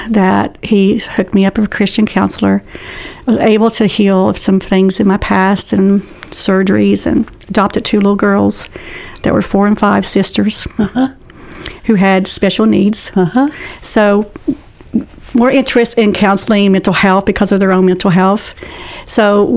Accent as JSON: {"language": "English", "town": "Portsmouth", "region": "Ohio", "country": "United States", "tie": "born or raised there", "also_born_or_lived": "Kentucky", "moved": "yes", "lives_now": "Ashland, United States", "said": "I was born in Ohio, Portsmouth"}